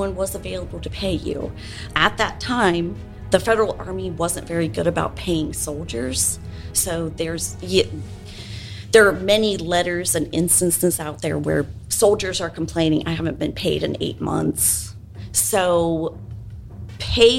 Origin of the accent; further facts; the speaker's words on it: the North, United States; now in Nashville, United States; I'm from the North too